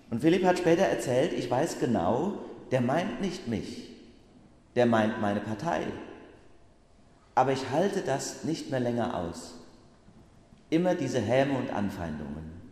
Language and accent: German; Bacharach, Rhineland-Palatinate, Germany; weil ich am vergangenen Wochenende, da hatte ich ja frei, in Bacharach in meinem Heimatort ein Erlebnis hatte.